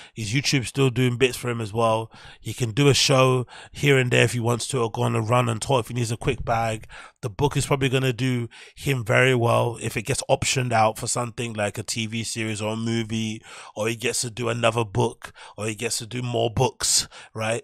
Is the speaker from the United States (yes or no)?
no; London, United Kingdom; I'm a Londoner